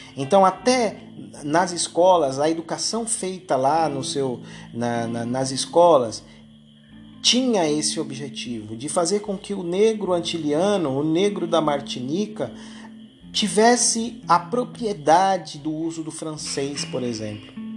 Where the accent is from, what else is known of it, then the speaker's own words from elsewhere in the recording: Brazil; a gente aqui no Brasil